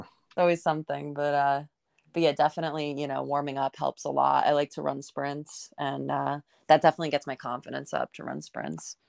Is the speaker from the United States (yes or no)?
yes; Northern New Jersey, United States; I grew up in, um, in Northern Jersey. Um, so I'm, I'm from the area that I am in now